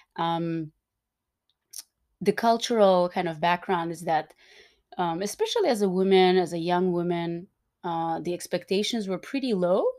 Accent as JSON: {"language": "English", "country": "Turkmenistan", "tie": "born or raised there", "said": "I was born and raised in Turkmenistan"}